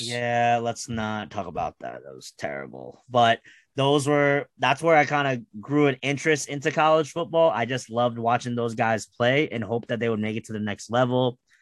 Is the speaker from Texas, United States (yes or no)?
no; New Jersey, United States; I'm from New Jersey